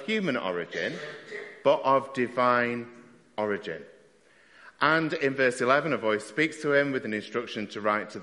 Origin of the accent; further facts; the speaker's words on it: Stockport, North West England, United Kingdom; my hometown team were playing. So we went to Wrexham to watch Wrexham versus Stockport County